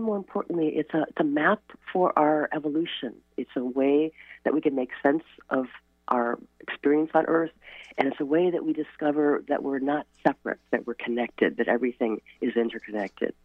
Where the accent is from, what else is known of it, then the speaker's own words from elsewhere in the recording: Chicago, Illinois, United States; now in Port Townsend, United States; I grew up in Chicago where I could not see the stars because of a light pollution.